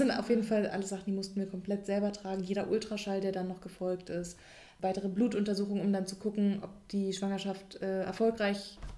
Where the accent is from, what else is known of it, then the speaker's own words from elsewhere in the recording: Berlin, Germany; was wir als Berliner